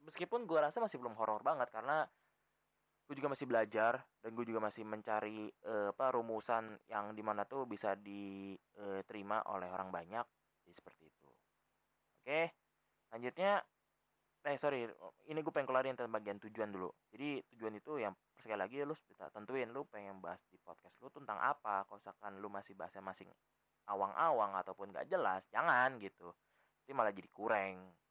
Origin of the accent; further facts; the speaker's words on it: Jakarta, Indonesia; accent: Betawi; karena gue orang Betawi kan ngomongnya kayak nyablak nyablak tuh adalah salah satu spesimen